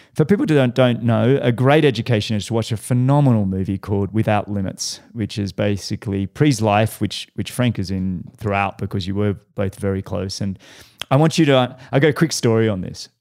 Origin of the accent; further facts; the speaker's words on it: Australia; now in Boulder, United States; I'm an Australian kid that loved triathlon